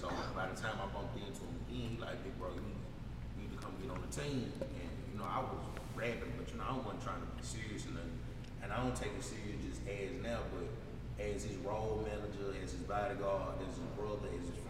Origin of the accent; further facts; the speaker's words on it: Memphis, Tennessee, United States; now in Little Rock, United States; even though I was raised in Memphis, I came to Little Rock